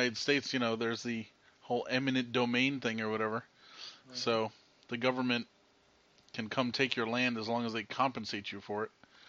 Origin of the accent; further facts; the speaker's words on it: Canada; I am Canadian.